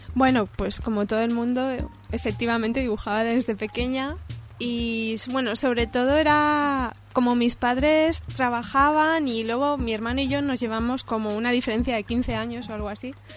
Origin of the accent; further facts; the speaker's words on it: Cerdanyola del Vallès, Catalonia, Spain; accent: Spanish; moved away as an adult; now in France; soy de Sardañola